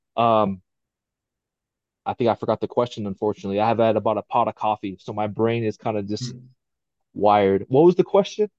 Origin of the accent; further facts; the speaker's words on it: Pearl City, Hawaii, United States; moved away; being from Hawaii, born and bred in Hawaii